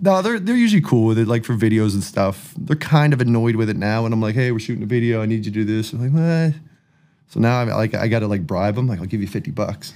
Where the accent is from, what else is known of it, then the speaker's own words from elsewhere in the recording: Enfield, Nova Scotia, Canada; I'm from the East Coast